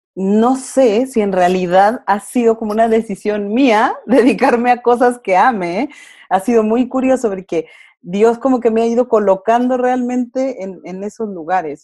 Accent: Durango, Mexico; moved away as an adult; now in Chile; yo soy mexicana, soy de Durango, pero tengo ocho años residiendo en Chile

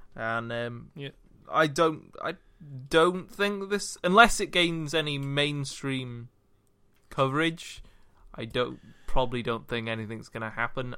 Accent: Wales, United Kingdom; I was from Wales

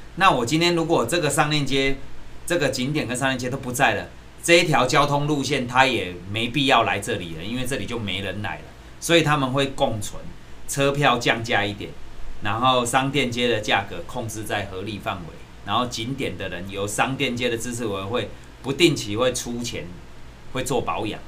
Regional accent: Taiwan; 我们台湾

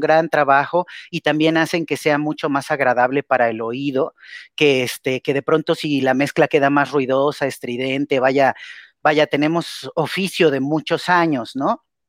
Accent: Mexico; como mexicanos

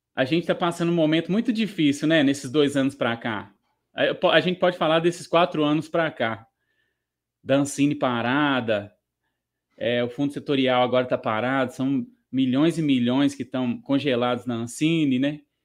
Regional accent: Minas Gerais, Brazil; na minha cidade natal

